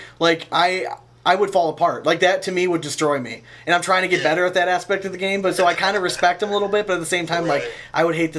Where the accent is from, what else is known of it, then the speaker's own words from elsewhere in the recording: Cleveland, Ohio, United States; we're from Cleveland.